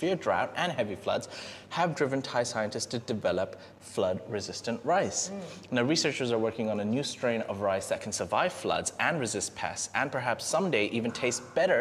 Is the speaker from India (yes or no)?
yes; India; now in Thailand; I'm Indian.